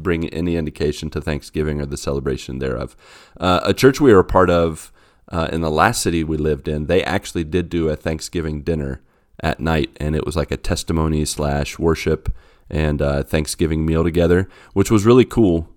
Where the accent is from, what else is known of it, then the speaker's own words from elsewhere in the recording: West Virginia, United States; I grew up in West Virginia where those kind of roads are everywhere.